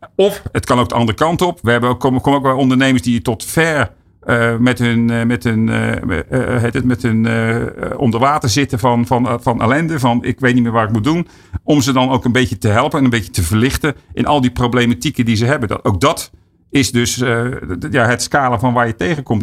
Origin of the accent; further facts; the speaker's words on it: Netherlands; ons als, als Nederlander